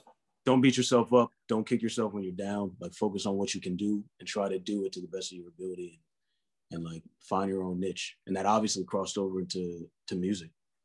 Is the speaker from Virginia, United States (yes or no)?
no; Columbia, Maryland, United States; moved away as an adult; also born or lived in New York City; I grew up in Columbia, Maryland, so it was like the suburbs.